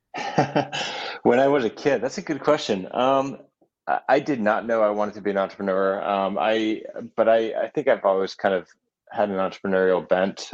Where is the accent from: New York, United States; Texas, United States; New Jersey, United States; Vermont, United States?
Vermont, United States; Burlington; also born or lived in Virginia; I was born in Virginia. Um, mm-hmm. And then we moved to Vermont, um, to Burlington